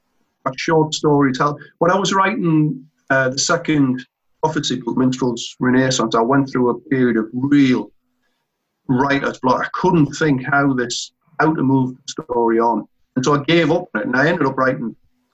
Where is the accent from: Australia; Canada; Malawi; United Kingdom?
United Kingdom; Northumberland, North East England; when I was a kid in my hometown in Northumberland